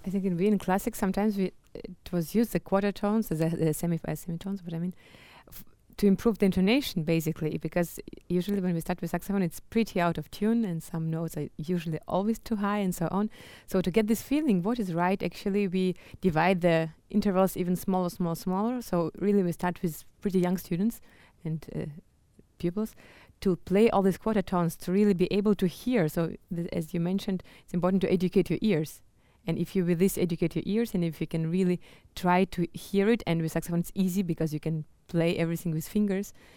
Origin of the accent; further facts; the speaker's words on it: Crimea, Ukraine; also born or lived in Moscow / Köln / Paris / Lyon; now in Germany; I'm from Crimea originally, but I live half of my life in Germany already